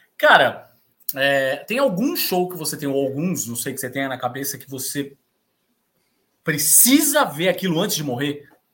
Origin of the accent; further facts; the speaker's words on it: Santos, São Paulo, Brazil; Eu sou santista, né? Então estou acostumado. Venho da cidade de praia